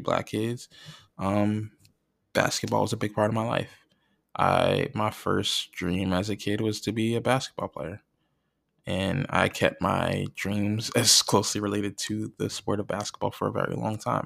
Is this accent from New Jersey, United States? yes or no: yes; North Plainfield, New Jersey, United States; growing up in where I grew up in North Plainfield, New Jersey